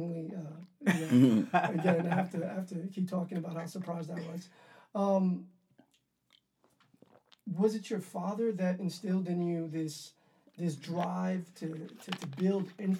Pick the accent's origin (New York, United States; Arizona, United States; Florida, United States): New York, United States; New York City; I grew up in Harlem.